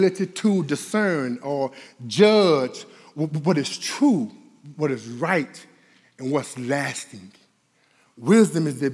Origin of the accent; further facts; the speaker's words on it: Dallas, Texas, United States; I'm from Oak Cliff